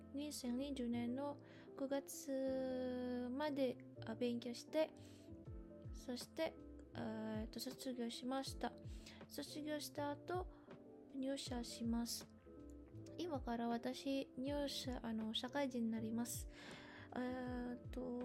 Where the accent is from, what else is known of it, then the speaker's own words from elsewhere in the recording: Indonesia; Japanese is a second language; moved away as an adult; now in Japan; 私、インドネシア人です。えっと、インドネシアから来ました